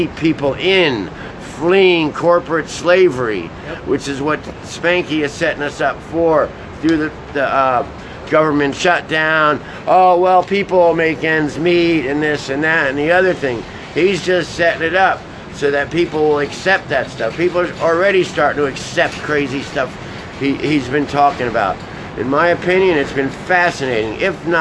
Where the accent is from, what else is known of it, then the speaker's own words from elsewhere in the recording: New York City, New York, United States; I'm from New York City